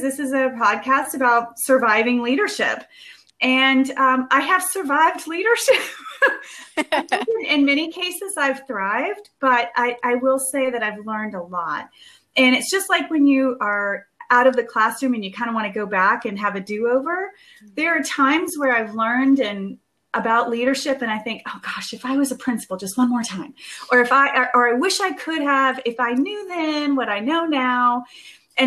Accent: Georgia, United States; my home state of Georgia

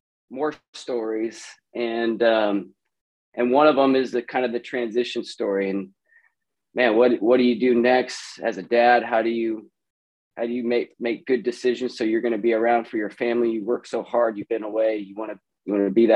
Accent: Vancouver, Washington, United States; moved away as an adult; also born or lived in San Francisco Bay Area, California; Originally, I was born in the Bay Area. My dad was a P-3 pilot. Moved up to Vancouver, Washington when I was 5. And that's kind of where I lived out the rest of my high school days

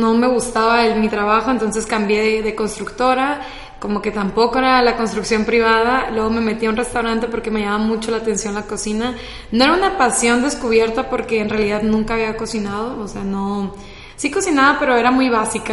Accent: Culiacán, Sinaloa, Mexico; soy de Culiacán, Sinaloa

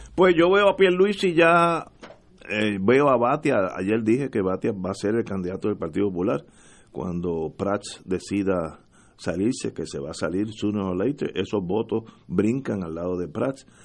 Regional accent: Puerto Rico; yo soy puertorriqueño

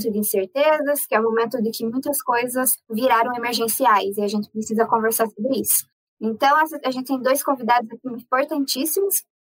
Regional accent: Bahia, Brazil

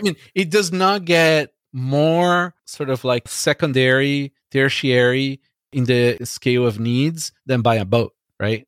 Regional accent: Brazil; now in Canada; I grew up in Brazil

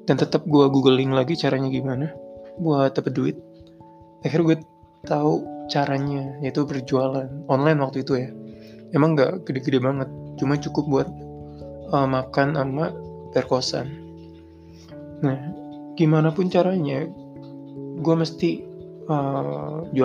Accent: Indramayu, West Java, Indonesia; moved away as an adult; now in Jakarta, Indonesia; Gue ngerantau. Jadi gue dari Indramayu merantau ke Jakarta dan menurut gue itu pertama kali gue ke Jakarta

